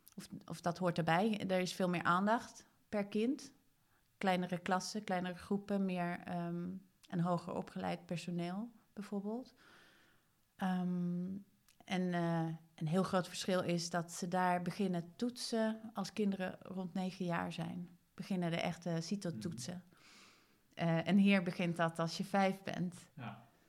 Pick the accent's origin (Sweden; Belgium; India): Sweden; now in Netherlands; Ik kom uit Zweden